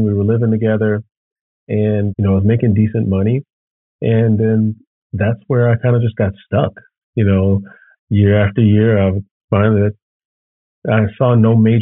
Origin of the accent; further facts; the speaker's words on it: Chicago, Illinois, United States; I'm born and raised in Chicago.